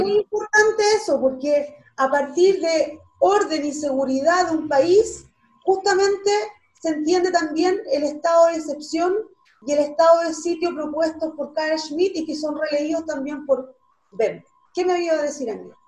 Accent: Chile; nosotros como, como, Estado chileno

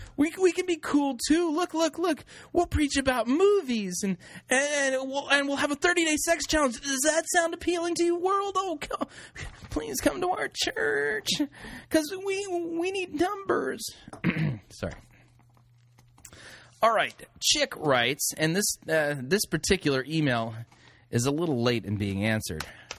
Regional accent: California, United States; I grew up in California and anyway, I've never been homesick before, but there you have it.

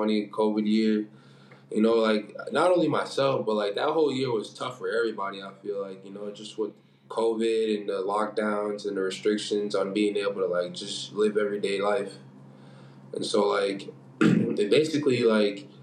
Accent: United States; moved away as an adult; we're all from the States, you know, like, we grew up watching, like, you know, NBA

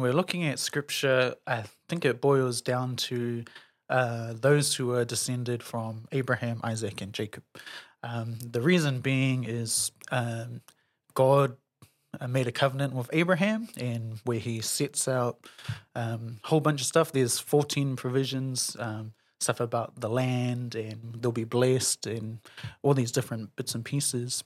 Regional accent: Auckland, New Zealand; born and raised in Auckland, grew up in Morningside

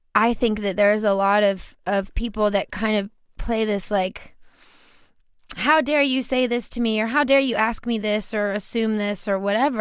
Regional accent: Baton Rouge, Louisiana, United States; So I grew up in Louisiana. I grew up in Baton Rouge

